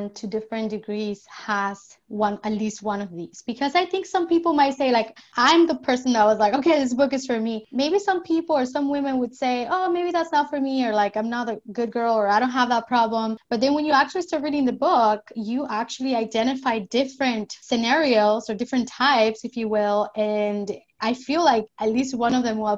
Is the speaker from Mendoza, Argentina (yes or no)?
yes; Mendoza, Argentina; now in United States; I'm actually from Mendoza.